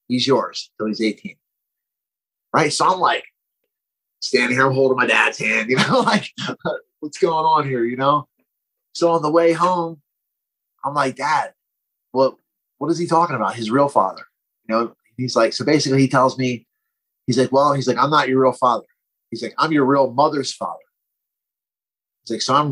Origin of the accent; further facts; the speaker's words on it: Glassboro, New Jersey, United States; I'm from Glassboro, New Jersey. It was the local state college in my hometown.